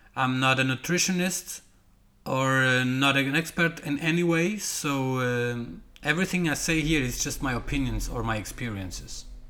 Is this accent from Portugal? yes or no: yes; Portugal; English is a second language; now in Denmark; my English is not like perfect because I'm not from England or from the U.S. or uh, you know Australia or whatever. I am from Portugal, living in Denmark